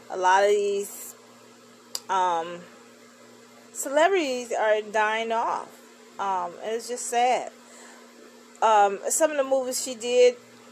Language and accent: English; Chicago, Illinois, United States; my hometown, Chicago, Illinois